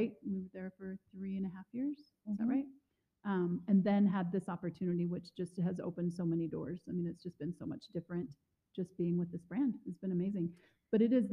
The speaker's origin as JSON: {"language": "English", "region": "West Coast", "country": "United States", "moved": "yes", "lives_now": "Missoula, United States", "said": "I am from the West Coast"}